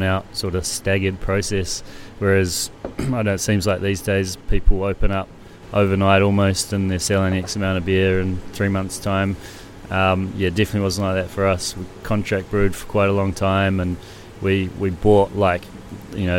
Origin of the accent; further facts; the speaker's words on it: Wellington, New Zealand; moved away as an adult; now in Sydney, Australia; I'm from Wellington, New Zealand